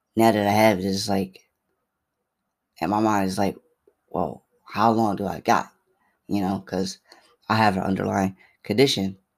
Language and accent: English; Philadelphia, Pennsylvania, United States; I'm from Philly